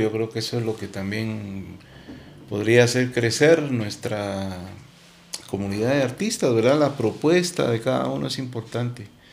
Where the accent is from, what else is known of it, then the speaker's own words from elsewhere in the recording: Guatemala; identificarme como guatemalteco y mostrar mi país